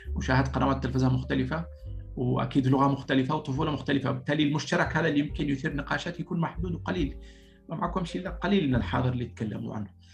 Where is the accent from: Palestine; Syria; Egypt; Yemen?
Yemen; Sanaa, Amanat Al Asimah; moved away as an adult; also born or lived in Paris, France; now in France; انا جاي من صنعاء